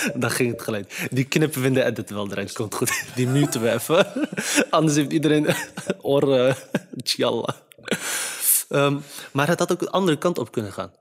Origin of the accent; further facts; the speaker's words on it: Netherlands; vanuit de Nederlandse cultuur waarin ik ben opgegroeid, via school en eh, omgeving